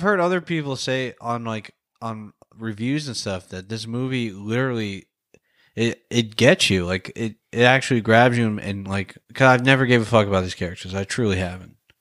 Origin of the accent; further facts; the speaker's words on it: Florida, United States; moved away; I'm from Florida